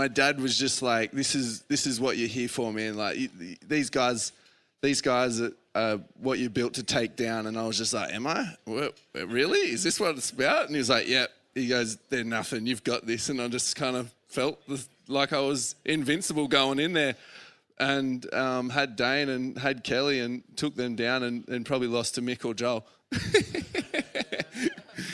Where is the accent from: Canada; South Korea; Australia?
Australia; as a kid growing up in Aussie